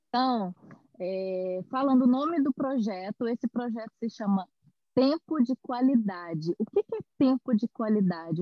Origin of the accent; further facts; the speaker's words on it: Belo Horizonte, Minas Gerais, Brazil; moved away as an adult; now in São Paulo, Brazil; eu sou de Belo Horizonte, eu nasci em Belo Horizonte, mas eu moro em São Paulo há quatro anos